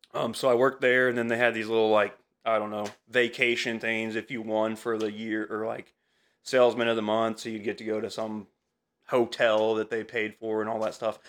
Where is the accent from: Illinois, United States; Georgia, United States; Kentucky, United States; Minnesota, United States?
Illinois, United States; Altamont; also born or lived in Champaign / Effingham; I'm from Altamont originally